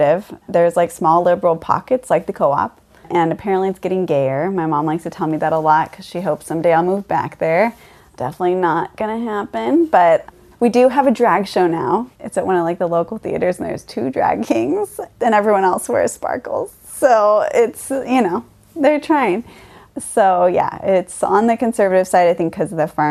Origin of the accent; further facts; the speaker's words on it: Mount Vernon, Washington, United States; also born or lived in Conway, Washington; I grew up in Mount Vernon. It's about an hour from Seattle and an hour from the Canadian border